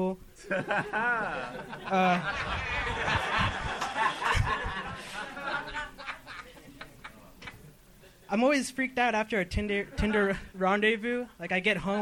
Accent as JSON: {"language": "English", "town": "La Habra", "region": "California", "country": "United States", "said": "I'm from La Habra, which is like, if you're going to Brea, it's the city right before"}